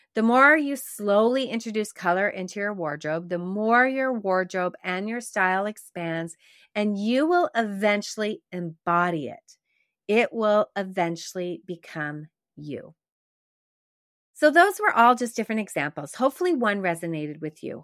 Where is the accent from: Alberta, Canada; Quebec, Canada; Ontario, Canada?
Quebec, Canada; growing up in Quebec